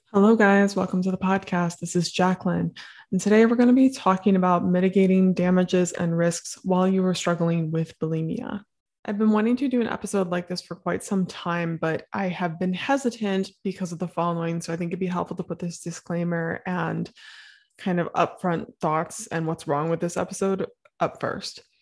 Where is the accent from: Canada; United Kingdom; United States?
United States; Midwest; I'm from the Midwest